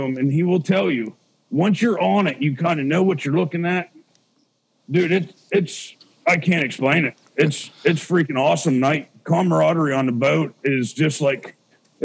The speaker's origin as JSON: {"language": "English", "region": "Pennsylvania", "country": "United States", "tie": "born or raised there", "said": "I was raised in Pennsylvania as a meat hunter"}